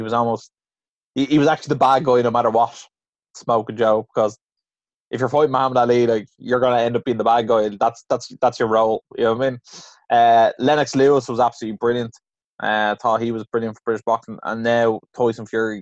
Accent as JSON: {"language": "English", "country": "Ireland", "said": "as an Irish person"}